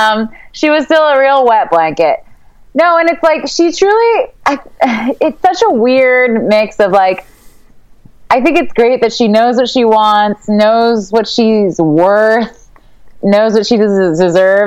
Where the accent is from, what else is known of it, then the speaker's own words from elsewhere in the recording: Canada; as we say in Canada